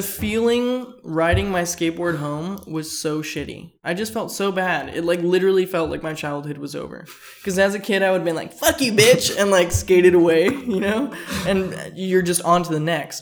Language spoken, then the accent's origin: English; Fullerton, California, United States; I grew up skating around Fullerton